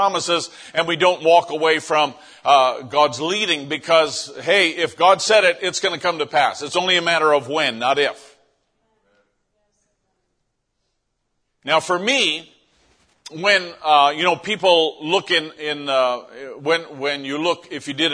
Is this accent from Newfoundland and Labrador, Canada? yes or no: yes; St. John's, Newfoundland and Labrador, Canada; moved away; this is the town where I grew up in St. John's, Newfoundland, and this is on the very, very east coast of North America